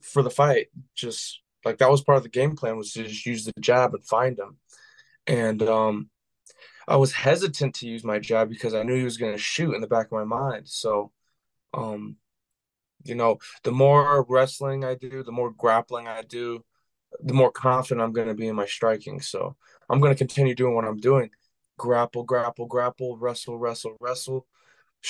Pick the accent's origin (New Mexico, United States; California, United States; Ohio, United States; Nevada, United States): Nevada, United States; Las Vegas; I grew up in Vegas. I played football in high school there